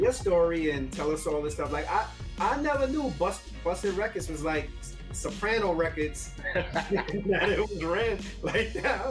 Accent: East Coast, United States; me growing up in the East Coast

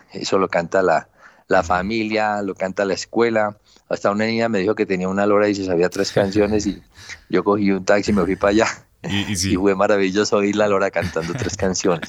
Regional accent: Colombia; Ese sancocho cultural somos nosotros, América Latina y Colombia

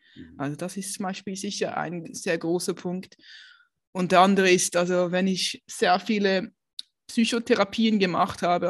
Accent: Basel, Basel-Stadt, Switzerland; now in Aargau, Switzerland; ich ähm, bin aufgewachsen in Basel

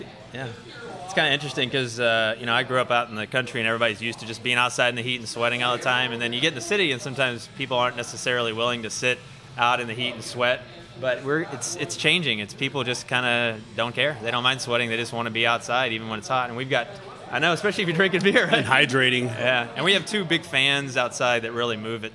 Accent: Cove, Texas, United States; now in Houston, United States; I'm from about 45 minutes east of here small town called Cove out past Baytown

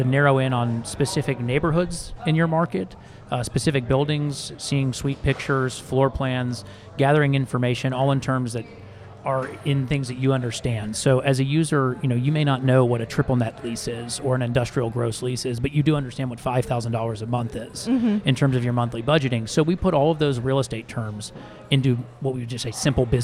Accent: Dallas, Texas, United States; moved away as an adult; also born or lived in Chicago / Nashville, Tennessee / Newport Beach, California; I am actually from Dallas. I grew up here

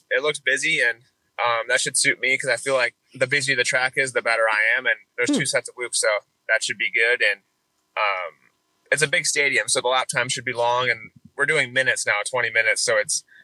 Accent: Lamoille, Illinois, United States; my town, we have 750, I think, for the population. So that's very small. So it's definitely slim picking coming out of there. But yeah, I think my middle school had 120 people and the high school had 110 maybe total

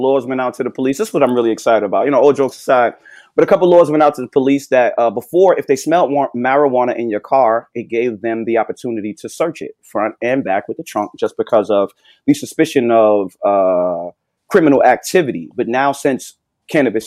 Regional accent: New York, United States; I'm from New York.

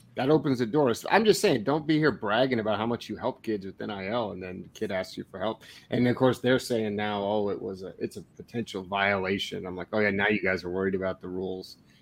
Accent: Cottage Grove, United States; Cottage Grove, my hometown

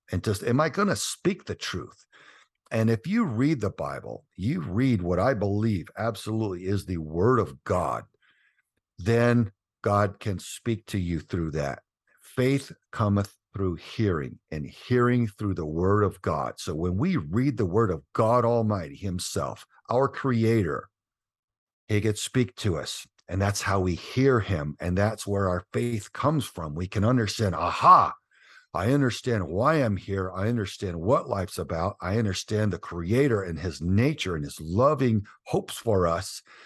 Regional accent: Southern Texas, United States; we grew up in Southern Texas

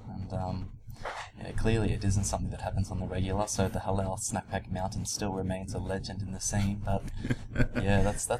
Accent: Sydney, New South Wales, Australia; I'm 25 years old. Born and raised in Sydney.

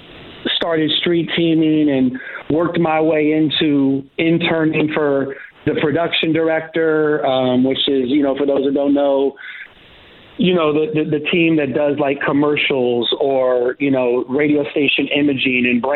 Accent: Los Angeles, California, United States; growing up

